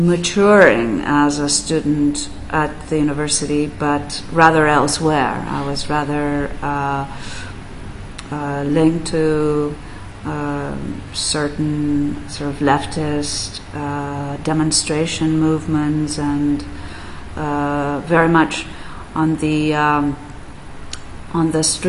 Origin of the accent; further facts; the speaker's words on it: Barcelona, Catalonia, Spain; also born or lived in Berkeley, United States; I was born in Barcelona, yes.